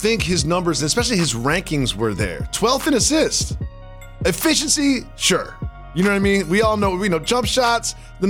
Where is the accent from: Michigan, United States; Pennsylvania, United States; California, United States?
California, United States; Los Angeles; I went to UCLA. I grew up in Los Angeles.